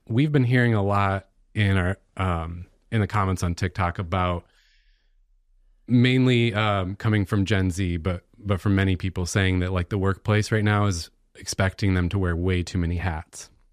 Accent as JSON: {"language": "English", "country": "United States"}